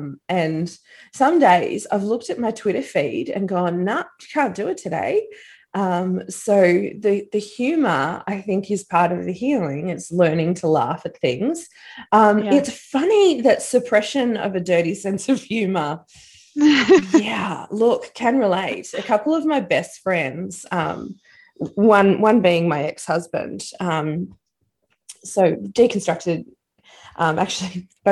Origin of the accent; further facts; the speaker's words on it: Australia; we're Australian, we're an island nation